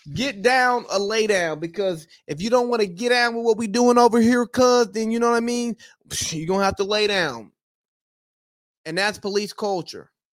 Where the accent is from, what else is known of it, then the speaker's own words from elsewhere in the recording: United States; I am from America